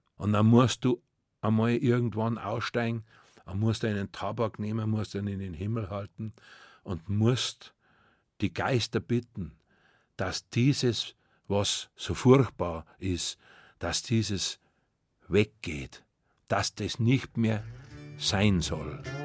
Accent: Munich, Bavaria, Germany; Ich war in München, ich bin in München und ich bleibe in München. Das ist meine Heimat

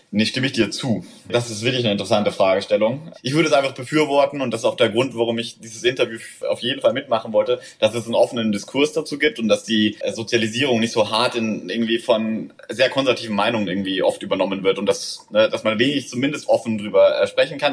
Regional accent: Southern Germany, Germany; moved away as an adult; now in Berlin, Germany; ich komme aus Süddeutschland, muss man sagen. Ich glaube, wir sind relativ konservativ äh, erzogen äh, worden, aufgewachsen.

